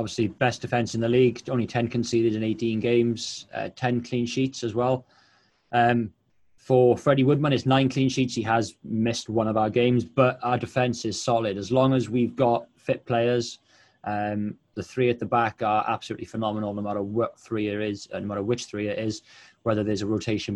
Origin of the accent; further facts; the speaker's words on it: Wales, United Kingdom; I'm Welsh.